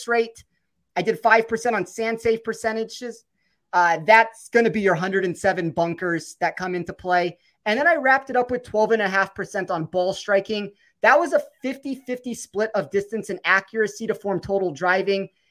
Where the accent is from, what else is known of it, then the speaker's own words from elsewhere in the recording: Las Vegas, Nevada, United States; I'm born and raised in Vegas